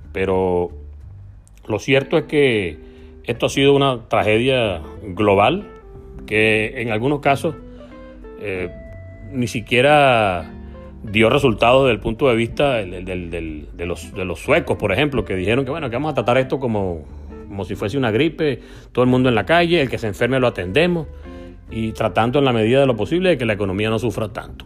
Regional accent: Venezuela; accent: Venezuelan; moved away as an adult; also born or lived in Argentina; nuestro acento extraño para ellos

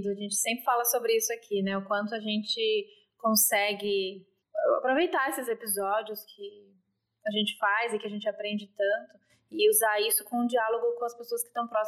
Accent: São Paulo, Brazil; Nelson era o açougueiro do bairro onde eu cresci, no ABC Paulista.

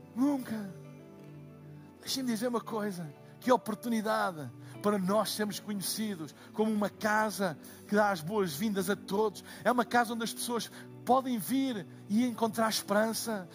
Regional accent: Portugal; eu sou de Portugal

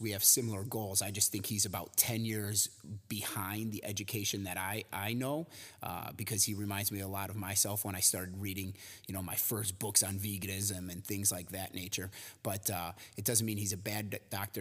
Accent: Cary, Illinois, United States; I was born uh, in a suburb right outside of Chicago called Cary, Illinois

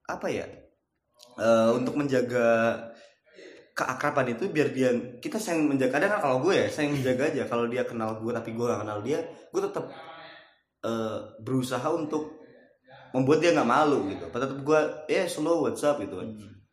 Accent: Bekasi, West Java, Indonesia; Walaupun kita orang Bekasi, ya udahlah

